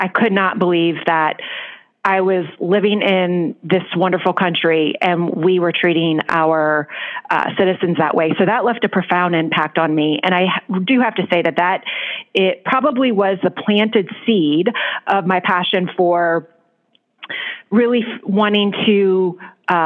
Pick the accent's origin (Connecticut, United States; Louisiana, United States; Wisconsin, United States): Louisiana, United States; right outside of New Orleans; moved away as an adult; also born or lived in Washington, D.C.; now in New York City, United States; I was born in right outside of New Orleans in Louisiana